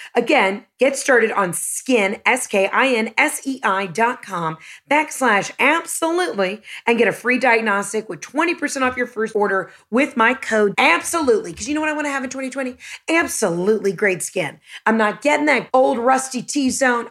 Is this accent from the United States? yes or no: yes; the South, United States